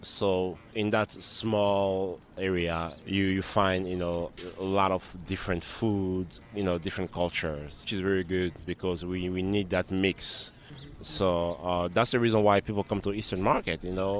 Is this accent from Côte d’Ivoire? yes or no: yes; Côte d’Ivoire; now in United States; I'm from the Ivory Coast, a small country in West Africa, right? So French influenced.